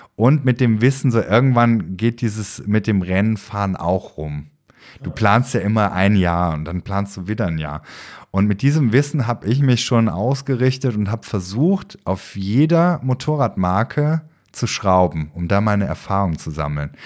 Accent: Aachen, North Rhine-Westphalia, Germany; Ich bin ja gebürtiger Aachener

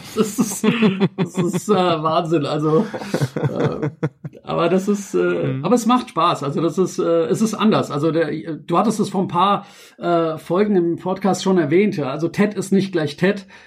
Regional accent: Frankfurt, Hesse, Germany; ich bin ja in Frankfurt und geboren und aufgewachsen

